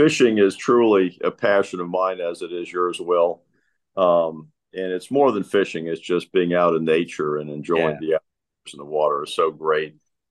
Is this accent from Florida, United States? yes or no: yes; Tampa, Florida, United States; I was actually born and raised in Tampa. It's where I spent my career and raised my family.